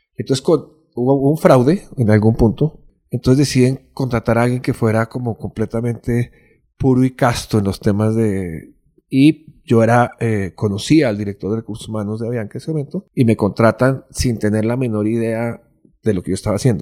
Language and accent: Spanish; Bogotá, Colombia; also born or lived in London; nací en Colombia, nací en Bogotá